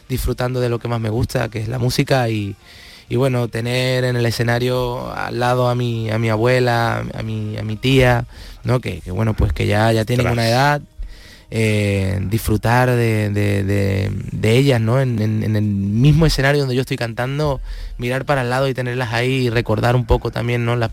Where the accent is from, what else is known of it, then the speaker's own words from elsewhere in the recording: Palma del Río, Andalusia, Spain; No voy por mi pueblo todo lo que me gustaría, pero siempre está dentro, está dentro mío. Yo soy mi pueblo. Mm. yo soy Palma de Río.